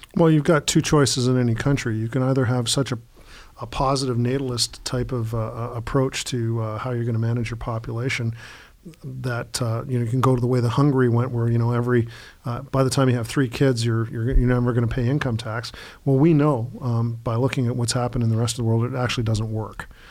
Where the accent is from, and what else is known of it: Canada